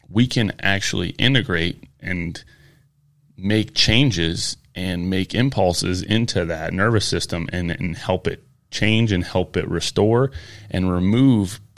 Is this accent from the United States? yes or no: yes; Michigan, United States; I'm originally from Michigan.